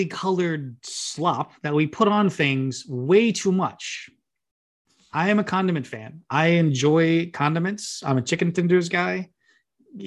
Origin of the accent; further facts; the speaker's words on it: Memphis, Tennessee, United States; Born and raised in Memphis, Tennessee